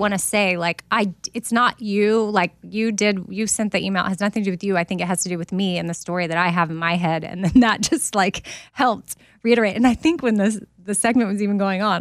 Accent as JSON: {"language": "English", "town": "Austin", "region": "Texas", "country": "United States", "said": "I'm from Austin"}